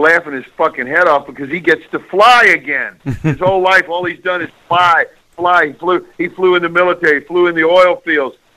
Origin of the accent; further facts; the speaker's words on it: Mississippi, United States; I grew up down south in America, in the Mississippi, and it never snowed